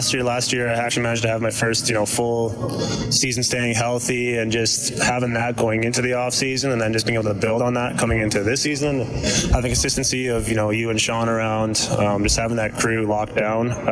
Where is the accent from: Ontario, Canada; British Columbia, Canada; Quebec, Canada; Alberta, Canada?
Alberta, Canada; Edmonton; back in Edmonton, my hometown